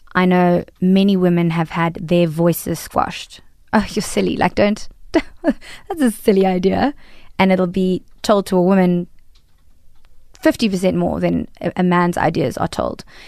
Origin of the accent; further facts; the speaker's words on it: South Africa; As a, a woman of color in South Africa, I am typecast as an Indian